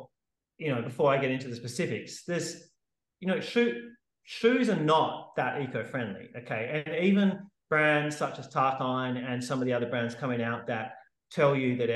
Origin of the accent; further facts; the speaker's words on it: Sydney, New South Wales, Australia; moved away as an adult; also born or lived in Perth; now in Western Australia, Australia; I'm living in Frio in WA at the moment, but I grew up in Sydney